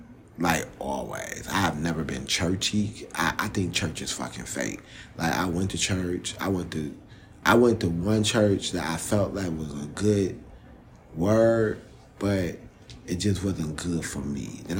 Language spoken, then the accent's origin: English; Jamaica; From when I'm Jamaican and Panamanian, so I understand patois really well.